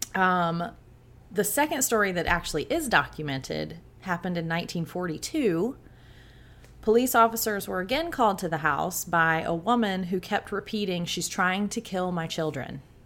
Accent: South Georgia, United States; I grew up in South Georgia

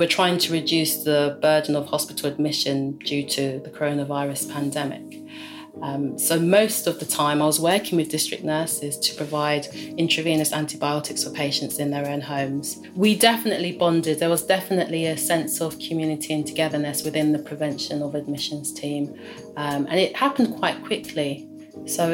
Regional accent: London, United Kingdom; I'm from London

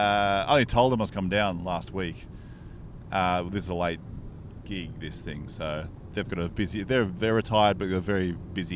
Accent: Canberra, Australian Capital Territory, Australia; moved away as an adult; I grew up in Canberra, so I went to high school down here. I spent 10 years in this beautiful town.

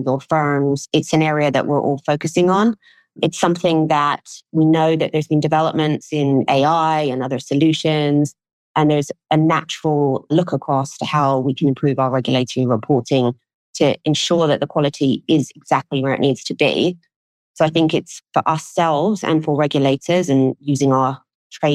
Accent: London, United Kingdom; I grew up in London, was very aware of the city and really wanted to be part of it.

